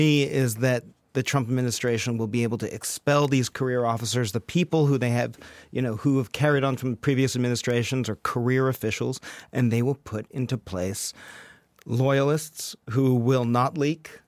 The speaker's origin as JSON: {"language": "English", "region": "New York", "country": "United States", "moved": "yes", "lives_now": "Washington, D.C., United States", "said": "I'm a New Yorker"}